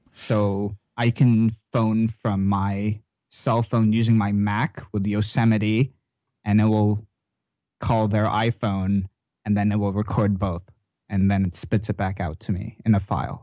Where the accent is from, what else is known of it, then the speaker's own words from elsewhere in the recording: Canada; as a Canadian